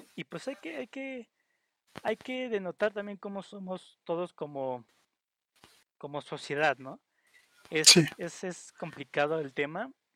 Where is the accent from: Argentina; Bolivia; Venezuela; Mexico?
Mexico; entre mexicanos somos también eh, celosos